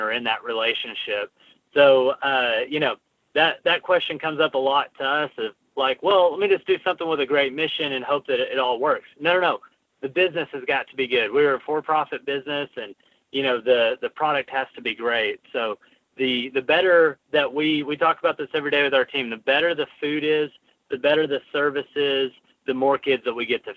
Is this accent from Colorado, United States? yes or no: no; Arkansas, United States; moved away as an adult; also born or lived in Los Angeles; we're both from Arkansas, and we moved back to Arkansas